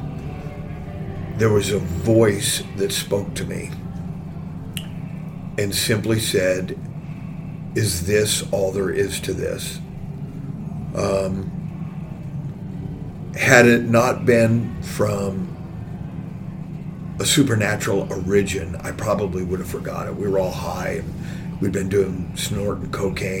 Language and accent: English; Oakland, California, United States; moved away as an adult; also born or lived in San Joaquin Valley, California; now in Spokane, United States; I was born in Oakland, California